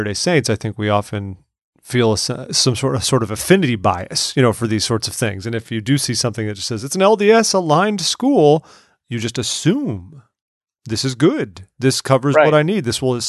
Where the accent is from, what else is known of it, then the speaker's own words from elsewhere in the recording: Wales, United Kingdom; I am a Welshman, so I'm very happy about this.